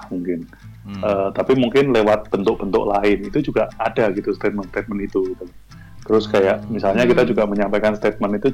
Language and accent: Indonesian; Semarang, Central Java, Indonesia; untuk kembali lagi menemukan identitas kita sebagai orang Semarang itu sebenarnya ada di mana gitu